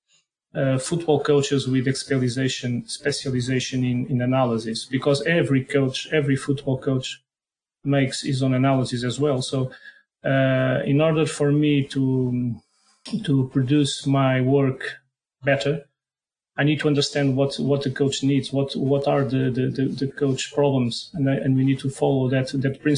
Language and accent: English; Portugal; accent: strong Portuguese; English is a second language; my strong Portuguese accent.